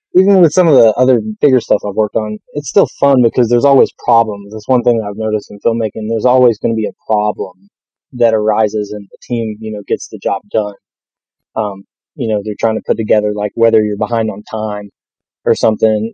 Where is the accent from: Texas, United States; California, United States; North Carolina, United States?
North Carolina, United States; accent: southern; I was born and raised in North Carolina